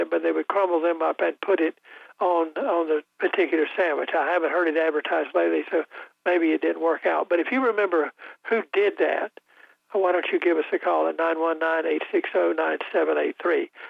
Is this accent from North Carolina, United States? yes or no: yes; Wayne County, North Carolina, United States; I'm from Wayne County